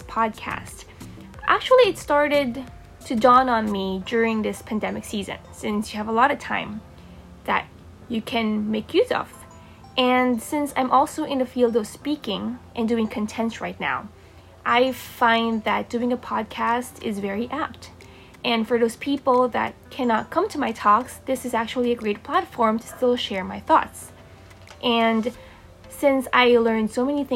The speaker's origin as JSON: {"language": "English", "country": "Philippines", "tie": "born or raised there", "said": "I'm born and raised in the Philippines."}